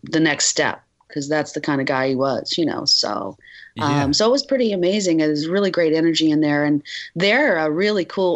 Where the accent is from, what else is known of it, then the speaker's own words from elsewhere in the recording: near Ann Arbor, Michigan, United States; moved away; also born or lived in Minneapolis; I grew up in Michigan, near Ann Arbor